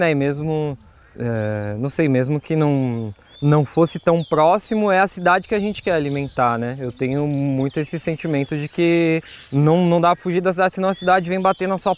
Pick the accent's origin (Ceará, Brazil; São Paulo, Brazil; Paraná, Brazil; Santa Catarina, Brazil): São Paulo, Brazil; Osasco; also born or lived in Lapa, São Paulo; nasci em Curtiços, ali na região da Lapa, mas eu cresci num, num local de sem terra também, mas de sem terra urbano, que chama Terra Esperança ali em Osasco.